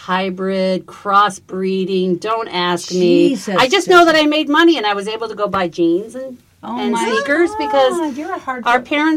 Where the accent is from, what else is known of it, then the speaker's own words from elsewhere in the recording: Gladstone, Missouri, United States; am originally from Kansas City, Missouri. More specifically, if you live there, I'm from Gladstone, which we call north of the river. So I was a Northlander.